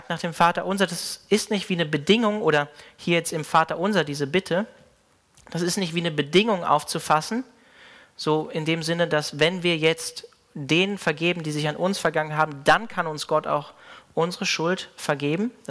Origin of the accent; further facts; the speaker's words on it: Hanover, Lower Saxony, Germany; Mein Pastor, ähm, unter dem ich so im Glauben aufgewachsen bin in Hannover